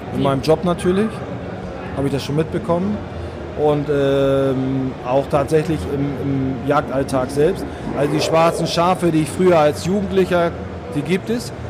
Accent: Northern Germany, Germany; ich komme aus Norddeutschland, das hört man vielleicht ab und zu

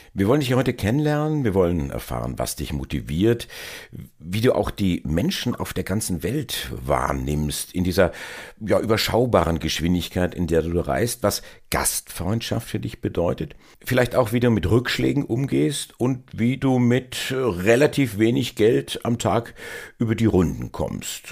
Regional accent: Erlangen, Bavaria, Germany; ich stamme aus Erlangen

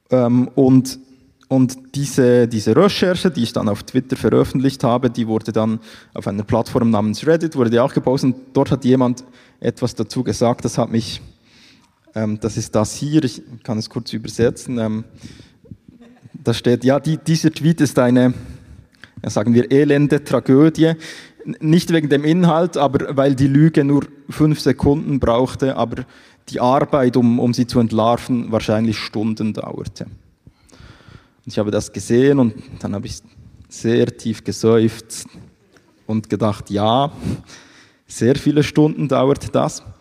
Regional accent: Bern, Switzerland; ich komme ja aus Bern, wie gesagt, darum rede ich auch nicht allzu schnell.

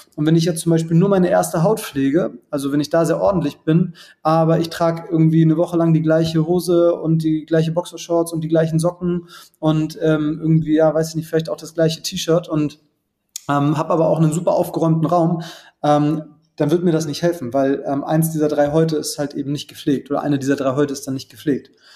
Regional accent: Germany; bei uns in Deutschland

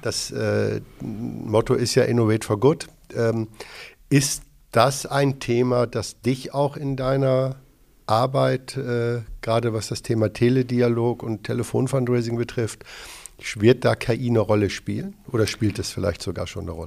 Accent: Hamburg, Germany; born or raised there

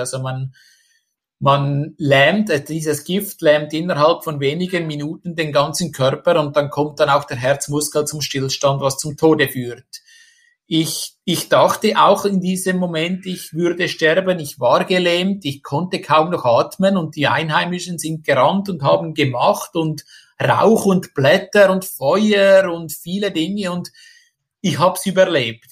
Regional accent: Switzerland; moved away as an adult; now in Indonesia; ich als Schweizer

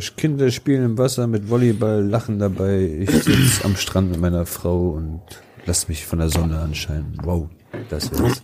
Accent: Wolfsburg, Lower Saxony, Germany; 30 Jahre, ich komme aus Wolfsburg

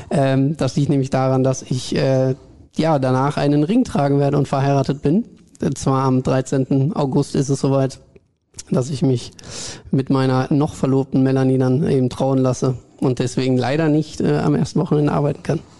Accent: Hagen, North Rhine-Westphalia, Germany; born there; now in Dortmund, Germany; Tatsächlich wohne ich hier seit knapp zwei Jahren jetzt. Ähm, bin gebürtiger Hagener, habe da auch meine ersten Schritte so im Journalismus gemacht

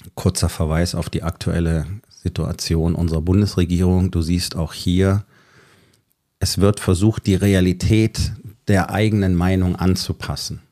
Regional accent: Germany; Bei uns in Deutschland

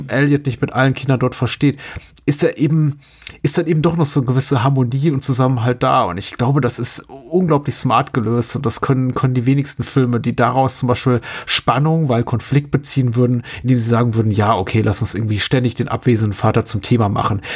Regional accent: Germany; born or raised there

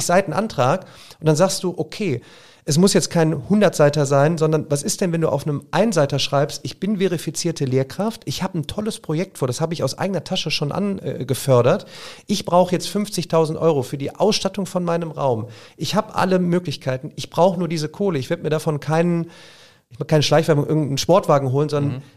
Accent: Remscheid, North Rhine-Westphalia, Germany; ich komme ja aus Remscheid

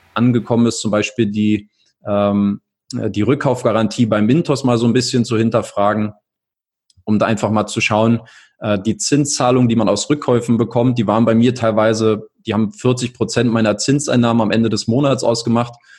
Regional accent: Berlin, Germany; moved away as an adult; also born or lived in England / Italy; Ich komme aus Berlin, ähm, wohnhaft, lebe auch aktuell seit vier Jahren wieder in Berlin, war vorher mal hier und da unterwegs, in England, in Italien

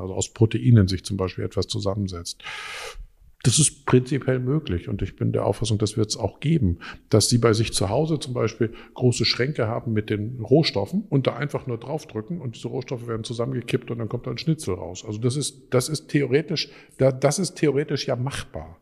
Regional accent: Dortmund, North Rhine-Westphalia, Germany; moved away; ich komme ursprünglich aus Dortmund

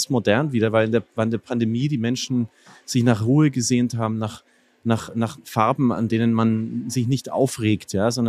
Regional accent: Bavaria, Germany; Ich musste als Franke erst mal lernen, dass es auch in Deutschland einen Ort gibt

